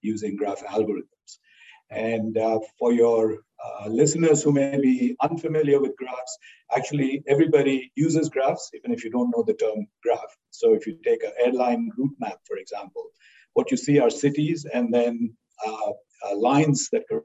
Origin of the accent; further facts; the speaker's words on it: India; moved away as an adult; also born or lived in Ithaca, United States; now in Austin, United States; I grew up in India